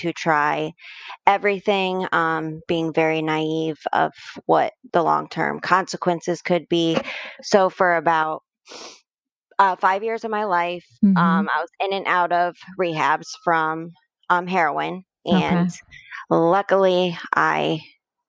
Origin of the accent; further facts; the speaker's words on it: Mansfield, Ohio, United States; I'm born and raised in Mansfield, Ohio